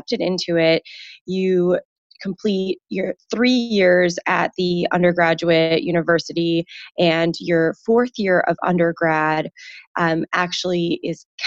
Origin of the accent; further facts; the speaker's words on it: Chicago, Illinois, United States; I was born in Chicago